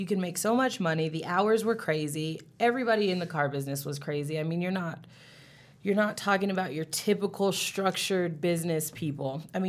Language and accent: English; California, United States; moved away as an adult; now in Colorado, United States; Yeah, I was fresh from California, which is where I'm from. 20-year-old, know-it-all.